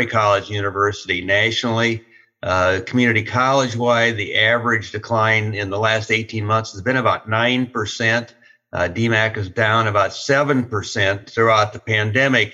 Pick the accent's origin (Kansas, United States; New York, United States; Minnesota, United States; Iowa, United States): Iowa, United States; moved away as an adult; also born or lived in Florida; I grew up on a farm south of the Amana College in Iowa. I'm the first native-born Iowan to be president of the college